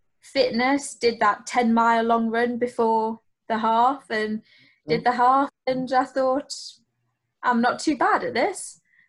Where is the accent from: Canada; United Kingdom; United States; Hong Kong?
United Kingdom; Sunderland, North East England; I'm from the Northeast, I'm from Sunderland